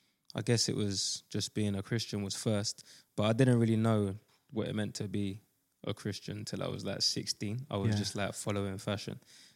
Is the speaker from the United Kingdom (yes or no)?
yes; London, United Kingdom; I'm from Custom House. So obviously, like … grew up on that.